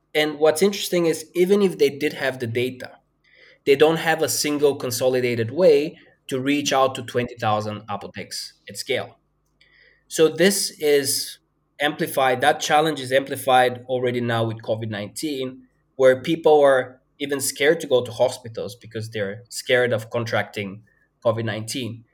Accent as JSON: {"language": "English", "country": "Bulgaria", "tie": "born or raised there", "also_born_or_lived": "Denmark", "moved": "as an adult", "said": "I grew up in a fairly small town in Bulgaria"}